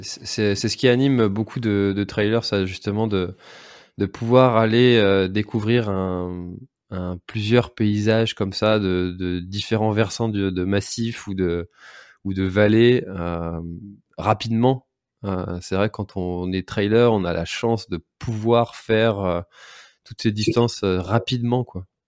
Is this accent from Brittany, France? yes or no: yes; Breton, Brittany, France; quand on est breton